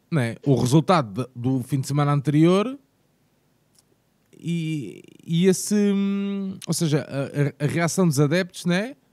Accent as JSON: {"language": "Portuguese", "country": "Portugal", "said": "Porque nós pá, somos portugueses e, e, e, o nosso conceito é pai para filho, pai para filho"}